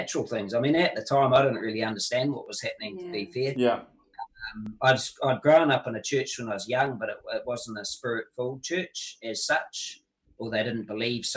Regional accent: New Zealand; as a Kiwi

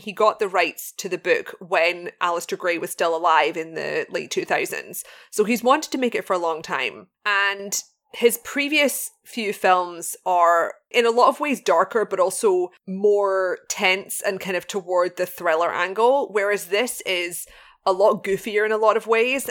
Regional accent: Glasgow, Scotland, United Kingdom; Glasgow, of course, being my hometown in Scotland

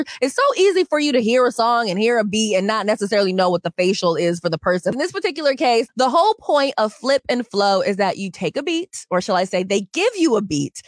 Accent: Seattle, Washington, United States; right in the CD, which is where I grew up.

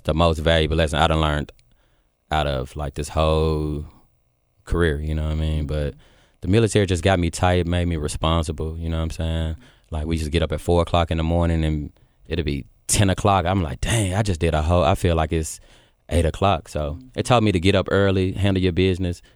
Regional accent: Memphis, Tennessee, United States; moved away as an adult; also born or lived in Georgia; I came from Memphis

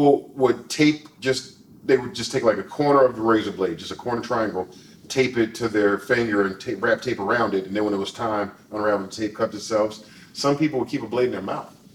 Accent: Philadelphia, Pennsylvania, United States; us being in Philadelphia

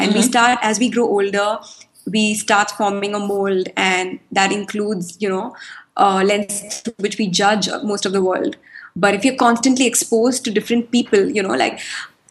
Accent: Mumbai, Maharashtra, India; moved away; also born or lived in Chile; So I grew up in Bombay. So I schooled in Bombay

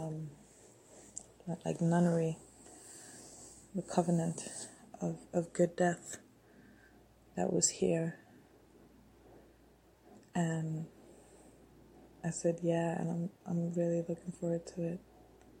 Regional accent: Addis Ababa, Ethiopia; I grew up walking around Addis by myself.

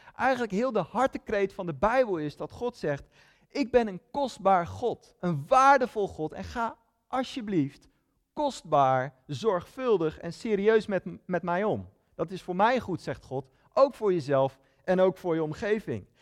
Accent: Netherlands; Ik ben een Nederlander

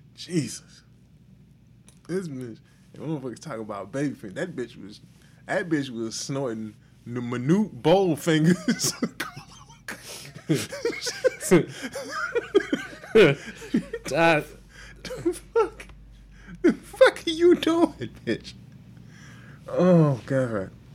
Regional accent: Houston, Texas, United States; I'm from Houston

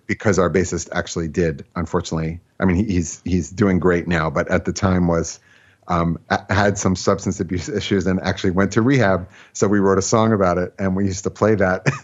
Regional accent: Philadelphia, Pennsylvania, United States; also born or lived in Brooklyn / Riverdale; now in White Plains, United States; I grew up in Philadelphia

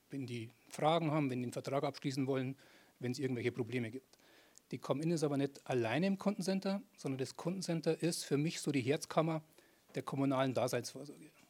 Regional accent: Ingolstadt, Bavaria, Germany; Und meine erste Assoziation zu Ingolstadt ist, ist meine Heimatstadt. Da komme ich her, da gehöre ich hin und da bin ich daheim.

